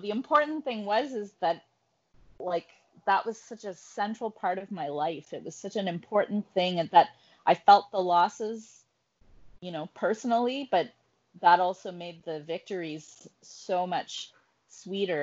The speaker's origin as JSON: {"language": "English", "town": "Ottawa", "region": "Ontario", "country": "Canada", "tie": "born or raised there", "said": "I grew up in Ottawa in the 80s"}